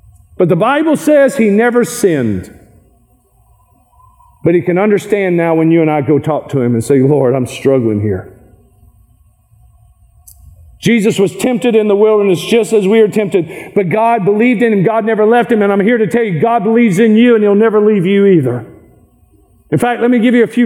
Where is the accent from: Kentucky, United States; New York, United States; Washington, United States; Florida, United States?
Kentucky, United States; I am from Kentucky.